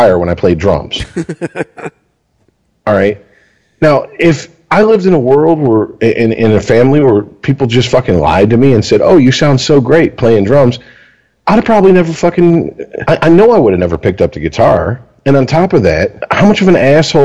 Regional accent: Deltona, Florida, United States; also born or lived in Michigan; I went back to Florida. So obviously, I went to middle school

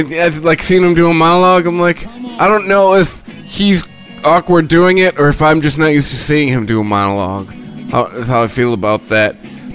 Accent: United States; I'm an American.

